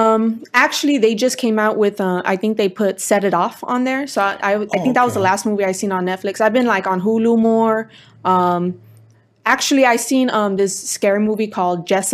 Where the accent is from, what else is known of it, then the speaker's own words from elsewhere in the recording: Culver City, California, United States; Born and raised in Culver City.